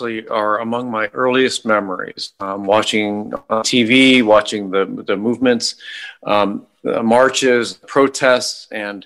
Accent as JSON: {"language": "English", "region": "Ohio", "country": "United States", "tie": "born or raised there", "moved": "yes", "lives_now": "Brooklyn, United States", "said": "when I grew up in Ohio"}